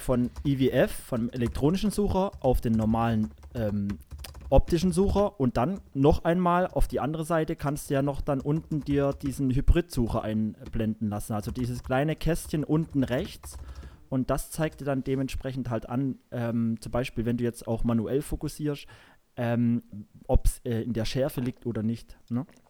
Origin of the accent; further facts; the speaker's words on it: Saarland, Germany; bei uns im Saarland hier